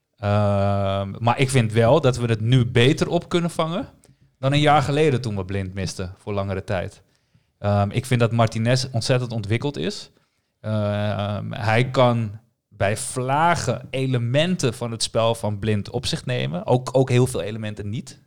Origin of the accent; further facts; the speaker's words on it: Amsterdam, North Holland, Netherlands; ik ben gewoon daar een arrogante Amsterdammer